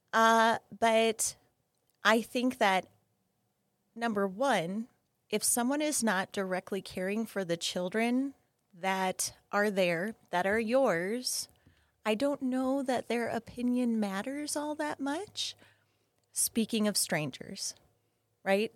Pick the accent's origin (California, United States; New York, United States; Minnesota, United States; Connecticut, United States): Minnesota, United States; moved away; I grew up in Minnesota